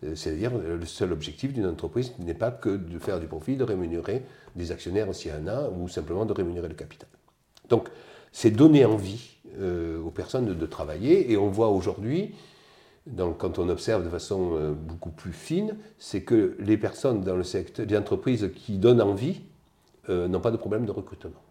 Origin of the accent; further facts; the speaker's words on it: Digne-les-Bains, Provence-Alpes-Côte d'Azur, France; moved away as an adult; also born or lived in Seine-et-Marne / Strasbourg / Pyrénées-Orientales / Pas-de-Calais; Je suis des Alpes de provence euh, dans les alentours de Digne